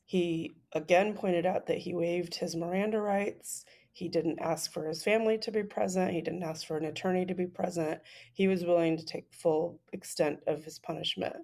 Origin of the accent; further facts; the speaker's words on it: United States; as an American